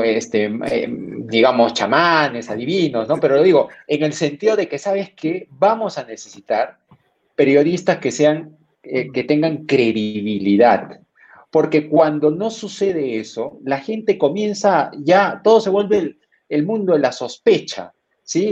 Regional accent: Peru; como peruano

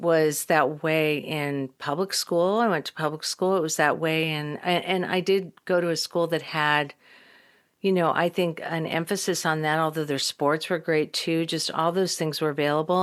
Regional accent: Midwest, United States; moved away as an adult; also born or lived in Texas; now in Los Angeles, United States; I'm from the Midwest

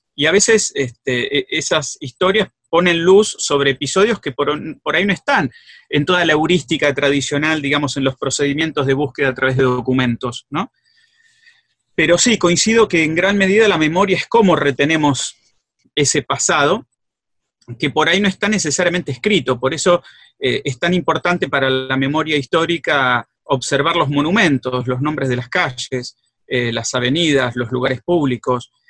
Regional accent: Greater Buenos Aires, Argentina; also born or lived in Rosario; now in San Miguel, Argentina; yo soy del conurbano, del Gran Buenos Aires, soy de Villa en realidad, pero mm, vivo en San Miguel

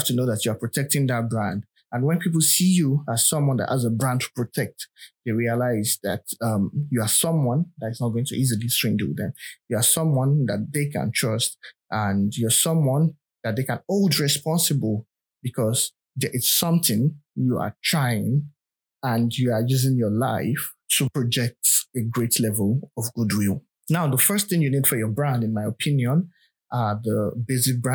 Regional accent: Nigeria; I'm a Nigerian

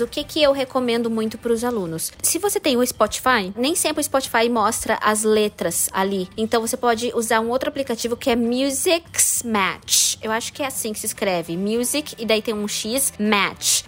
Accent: Pato Branco, Paraná, Brazil; nosso tempo tempo, né, Fábio? Lá ah. em Pato Branco, que a gente tinha que comprar uma revistinha

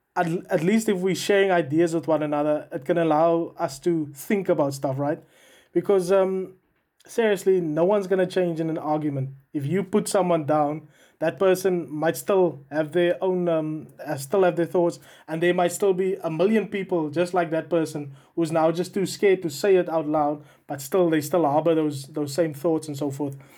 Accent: South Africa; now in United Kingdom; I'm a South African currently living in the United Kingdom

